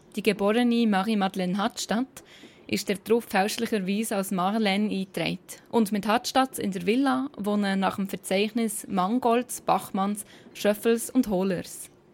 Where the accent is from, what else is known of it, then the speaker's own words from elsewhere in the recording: Bern, Switzerland; accent: Bernese; Auch wenn ich so viel Bern rausnehme, wie es geht